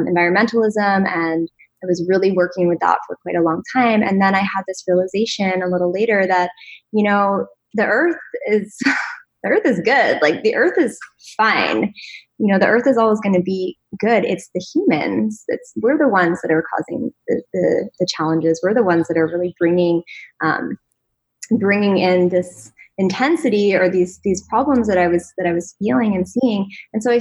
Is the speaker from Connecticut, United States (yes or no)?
yes; Connecticut, United States; moved away; I actually grew up on the East Coast. I grew up in Connecticut